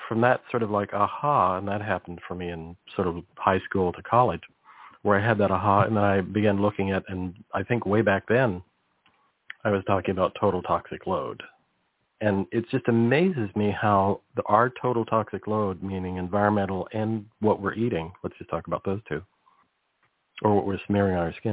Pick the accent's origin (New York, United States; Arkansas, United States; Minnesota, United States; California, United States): California, United States; Monterey Peninsula; I grew up on the Monterey Peninsula